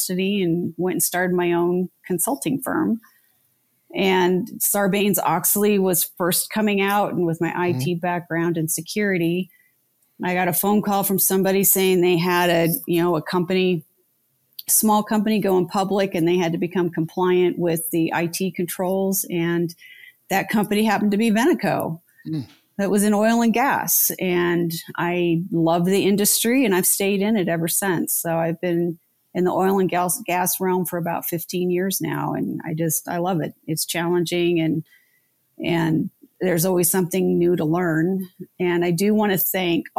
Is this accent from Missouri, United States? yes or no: no; Lafayette, Colorado, United States; I grew up in Lafayette when there was still literally cows not too far outside of town